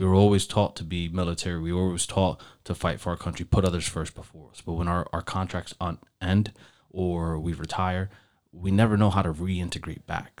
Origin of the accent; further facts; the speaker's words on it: Elizabeth, New Jersey, United States; moved away as an adult; now in Florida, United States; I'm from Elizabeth